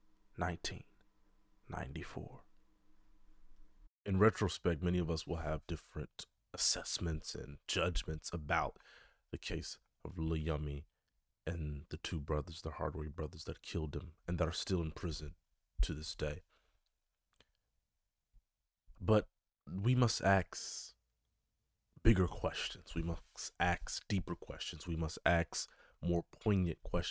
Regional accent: Chicago, Illinois, United States; my city, my hometown, Chicago

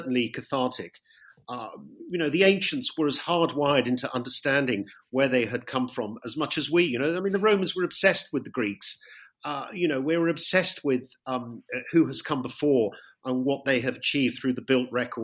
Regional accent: West Country, South West England, United Kingdom; moved away as an adult; now in Italy; I'm not from London. I'm from the West Country.

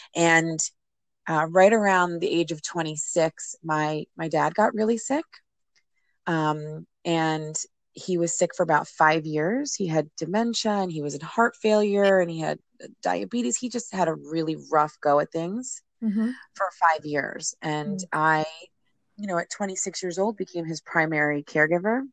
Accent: New Jersey, United States; I grew up in New Jersey

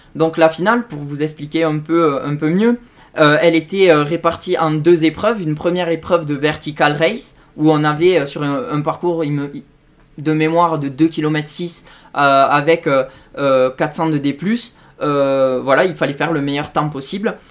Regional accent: Tarn and Aveyron, Occitania, France; chez moi, dans le Tarn et de l'Aveyron

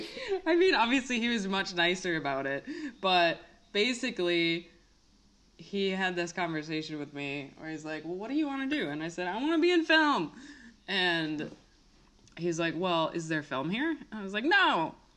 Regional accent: Minneapolis, Minnesota, United States; I'm from Minnesota

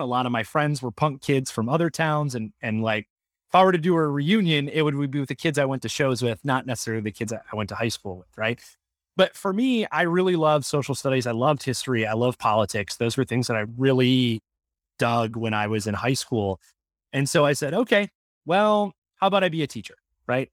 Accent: Michigan, United States; I grew up in Michigan

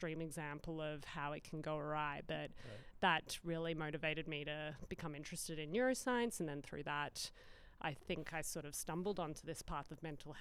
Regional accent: Australia; moved away as an adult; now in Pittsburgh, United States; I'm originally from Australia, so I moved here 4 years ago to do this research at Pitt

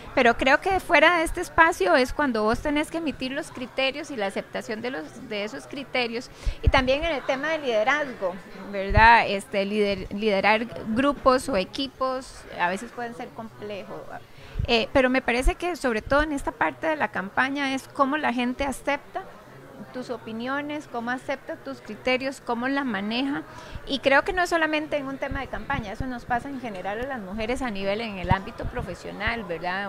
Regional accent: Costa Rica; nosotros como costarricenses

